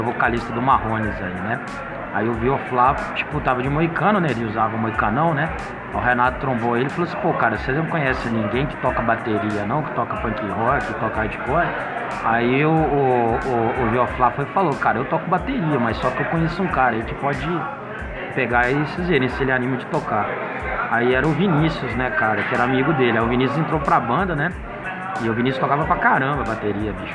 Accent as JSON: {"language": "Portuguese", "town": "Itabira", "region": "Minas Gerais", "country": "Brazil", "tie": "born or raised there", "said": "Itabira, cara por coincidência, a cidade onde eu nasci"}